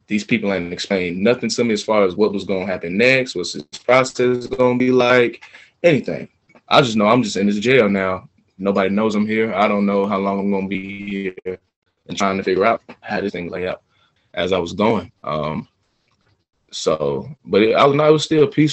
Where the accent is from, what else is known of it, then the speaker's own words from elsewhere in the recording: Atlanta, Georgia, United States; I'm from Atlanta, Georgia, 26 years old